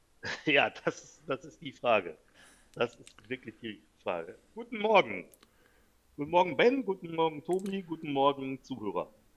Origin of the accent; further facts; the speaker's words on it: North Rhine-Westphalia, Germany; Ich komme hier aus Westfalen